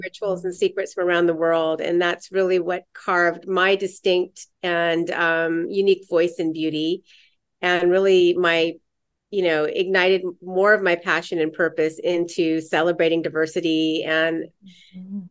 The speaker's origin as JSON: {"language": "English", "town": "San Diego", "region": "California", "country": "United States", "tie": "born or raised there", "said": "I grew up in San Diego"}